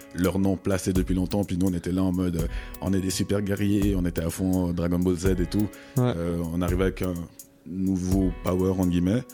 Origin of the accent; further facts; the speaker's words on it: Vevey, Vaud, Switzerland; j'ai grandi à Vevey